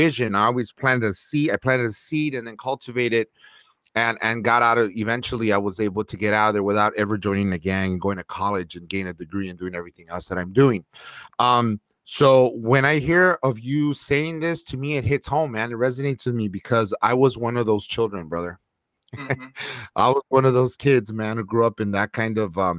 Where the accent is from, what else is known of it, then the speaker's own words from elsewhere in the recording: Los Angeles, California, United States; I grew up in Northeast LA, it's the East LA area, and it was government subsidized apartments